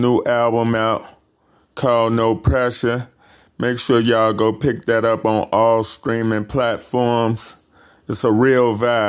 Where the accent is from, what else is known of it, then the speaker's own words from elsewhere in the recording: Chicago, Illinois, United States; I'm from Chicago